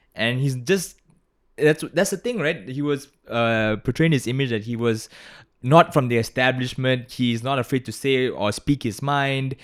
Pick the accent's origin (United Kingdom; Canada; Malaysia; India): Malaysia; as an American, um, but also as a Malaysian